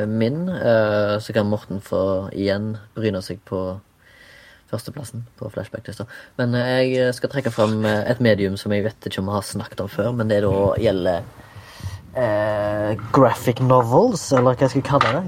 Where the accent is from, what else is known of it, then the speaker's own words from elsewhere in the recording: Haugesund, Rogaland, Norway; now in Oslo, Norway; jeg er fra Haugesund, bor i Oslo